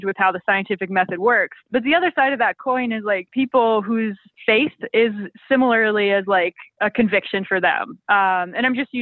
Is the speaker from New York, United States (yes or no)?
no; Rapid City, South Dakota, United States; I'm from Rapid City, South Dakota